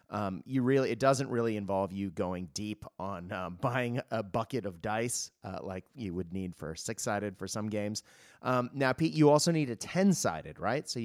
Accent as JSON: {"language": "English", "country": "Japan", "tie": "born or raised there", "also_born_or_lived": "United States / Australia", "said": "Now, I am Australian. I, am a dual citizen. I uh, was born in the US, obviously, as the accent gives it away. Um, and I grew up in Japan"}